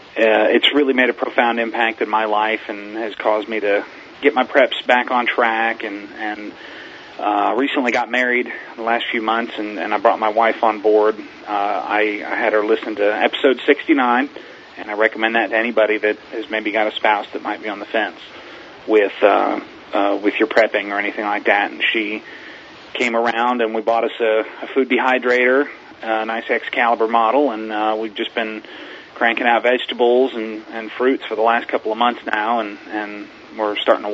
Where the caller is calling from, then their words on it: Pensacola, Florida, United States; I'm calling from Pensacola, Florida, and I really enjoy your show.